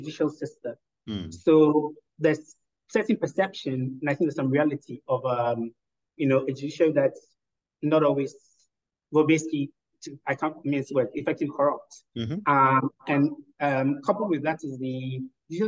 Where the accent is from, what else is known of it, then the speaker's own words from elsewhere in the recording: Ghana; moved away as an adult; also born or lived in Oxford, United Kingdom / Evanston, United States; I was born, I grew up in Ghana